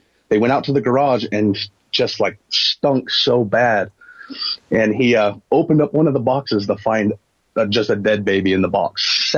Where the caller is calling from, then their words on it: Utah, United States; I'm in Utah.